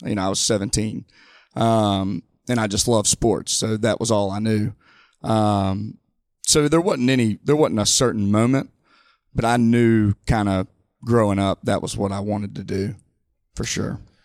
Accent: Mobile, Alabama, United States; I'm born and raised in Mobile

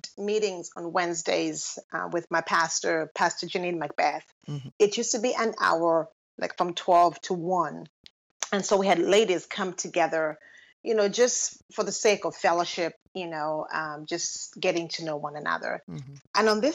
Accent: Lusaka, Lusaka Province, Zambia; moved away as an adult; now in United States; I was born and raised in Lusaka, Zambia

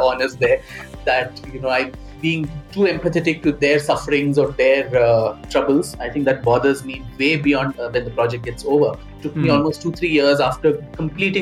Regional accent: India; as an Indian and as a student of music and history

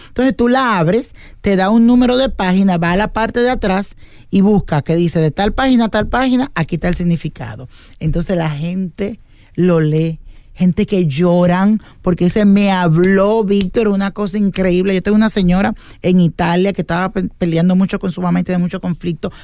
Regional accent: Dominican Republic; yo soy de República Dominicana

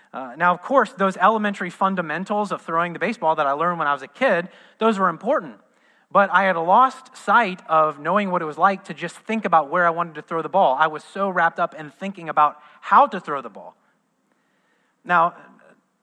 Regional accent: Midwest, United States; moved away as an adult; also born or lived in Southern California; now in Orlando, United States; I was raised in the Midwest.

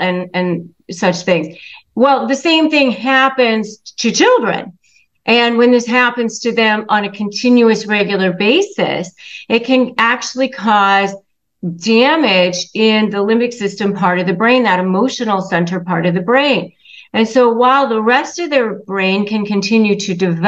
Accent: Northern Virginia, United States; I grew up in Northern Virginia

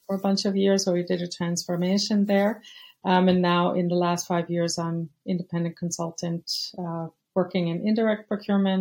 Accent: United States; moved away as an adult; now in Europe; I'm American, but I've been living in Europe for over 30 years now

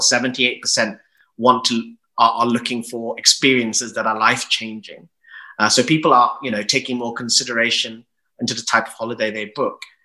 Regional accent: United Kingdom; I'm proudly British, I'm gay, and I'm of Asian descent

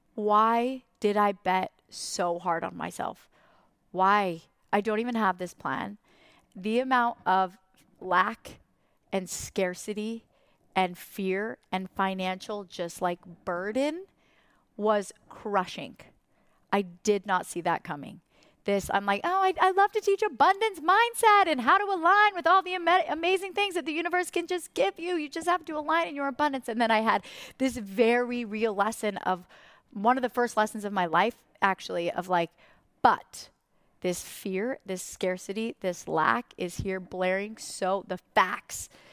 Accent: Idaho, United States; from Idaho

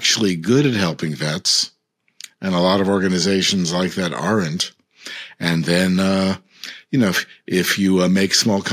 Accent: United States; I, as an American

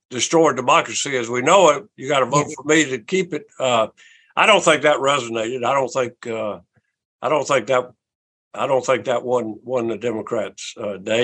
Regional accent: South Carolina, United States; my home state

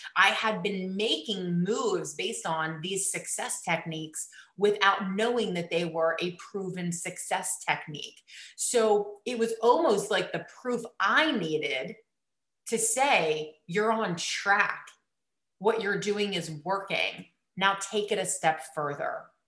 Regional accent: East Coast, United States; I grew up on the East Coast

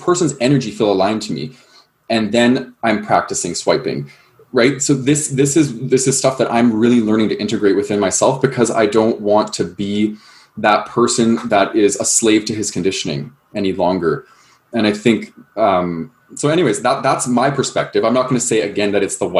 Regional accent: Calgary, Alberta, Canada; I grew up in Calgary, Alberta

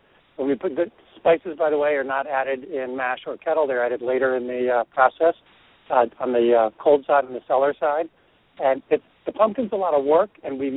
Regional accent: New England, United States; I'm from New England, and we had seasons

